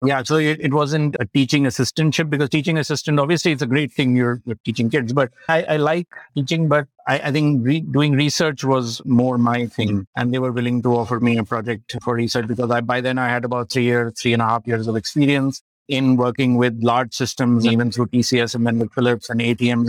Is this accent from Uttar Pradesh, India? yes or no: yes; Lucknow, Uttar Pradesh, India; Born and brought up in Lucknow and did my schooling at La Martiniere, Lucknow